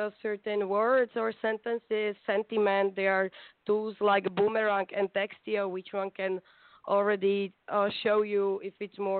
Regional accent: Bratislava, Bratislava Region, Slovakia; English is a second language; moved away as an adult; now in Amsterdam, Netherlands; I am from Bratislava.

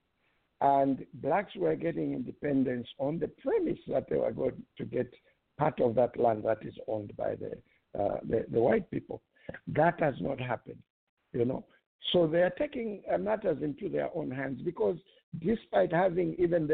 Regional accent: Zambia; now in United States; as a Zambian in the United States of America

